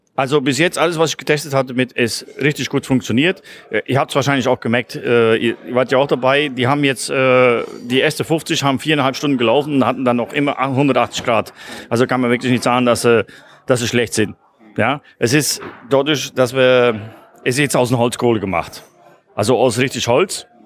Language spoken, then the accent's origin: German; Belgium; als Belgier